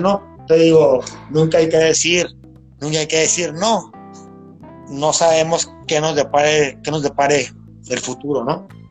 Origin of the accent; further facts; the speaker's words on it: Mexicali, Baja California, Mexico; Soy ciudadano de Mexicali